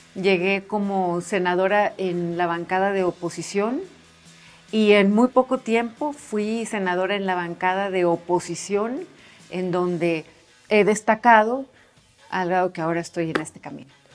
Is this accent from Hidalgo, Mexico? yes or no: no; Hermosillo, Sonora, Mexico; soy de Hermosillo, Sonora